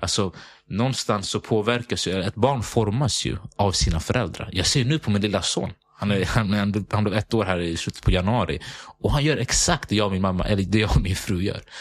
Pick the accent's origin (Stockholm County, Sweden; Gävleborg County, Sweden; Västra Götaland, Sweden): Stockholm County, Sweden; Sundbyberg; jag är född och uppväxt i Hallonbergen.